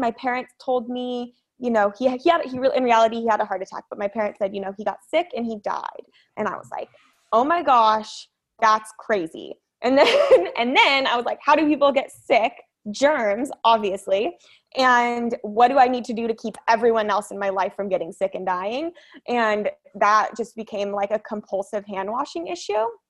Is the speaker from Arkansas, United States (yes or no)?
no; Orange County, California, United States; I grew up in Orange County